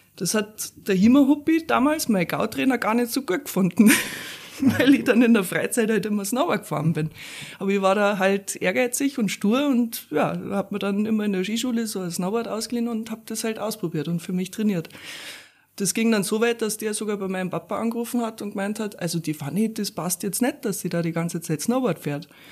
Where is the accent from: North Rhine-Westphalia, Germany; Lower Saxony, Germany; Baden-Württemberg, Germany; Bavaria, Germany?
Bavaria, Germany; Upper; also born or lived in Weilheim / Böbing / Pasing, Munich / Garmisch-Partenkirchen; geboren bin ich ja in Weilheim und ähm, ja, dann erst einmal in Böbing aufgewachsen, ein paar Jahre.